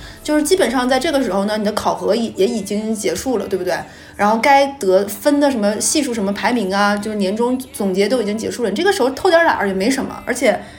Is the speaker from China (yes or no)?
yes; Northeast China, China; 大家知不知道我们东北人回老家是回哪儿啊？